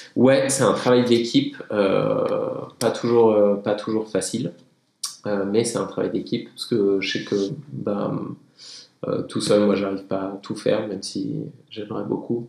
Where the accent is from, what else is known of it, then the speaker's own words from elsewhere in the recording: Tignes, Auvergne-Rhône-Alpes, France; je viens de Tignes, j'ai grandi là-haut